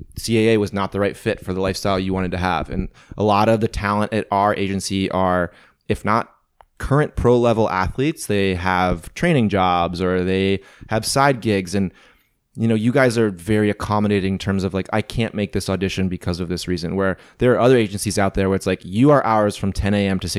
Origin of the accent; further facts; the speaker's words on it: Midwest, United States; And I mean, we're lucky that we're both from the Midwest.